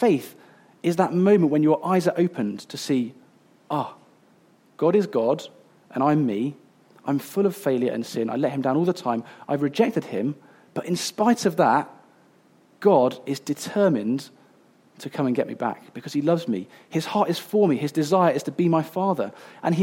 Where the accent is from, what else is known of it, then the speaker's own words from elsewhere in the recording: Coventry, West Midlands, United Kingdom; I grew up in Coventry, which is like almost as far away as you can get from the sea